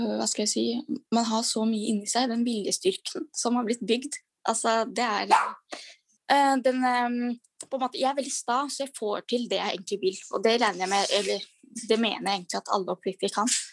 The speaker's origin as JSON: {"language": "Norwegian", "country": "Norway", "said": "Jeg har både pakistansk bakgrunn og så er jeg norsk."}